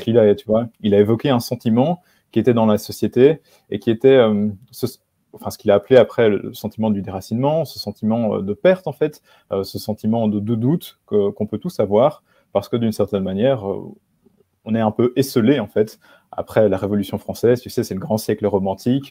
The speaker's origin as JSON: {"language": "French", "country": "Belgium", "moved": "as an adult", "lives_now": "Warsaw, Poland", "said": "j'habite enfin, j'ai habité en Belgique, je suis belge, j'ai 26 ans, je suis à Varsovie maintenant"}